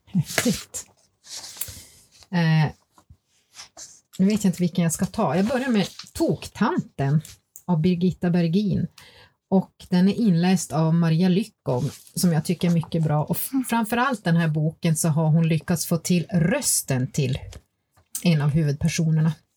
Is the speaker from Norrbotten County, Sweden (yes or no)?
yes; Gällivare, Norrbotten County, Sweden; moved away; jag kommer ju själv ursprungligen från Gällivare och hade samiska elever i min klass